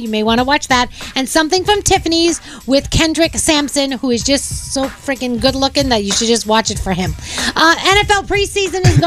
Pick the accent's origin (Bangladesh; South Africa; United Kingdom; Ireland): United Kingdom; moved away; we are British in my house